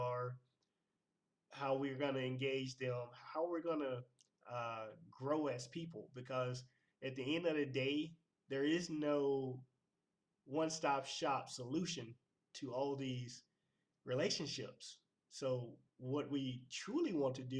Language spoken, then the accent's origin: English; Clarksdale, Mississippi, United States; moved away; Born and raised in Clarksdale, Mississippi